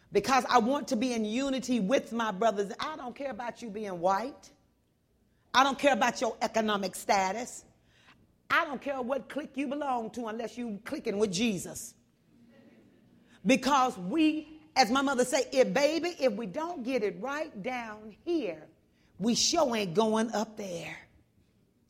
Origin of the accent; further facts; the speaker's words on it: Texas, United States; moved away; also born or lived in the Northwest; I'm from Texas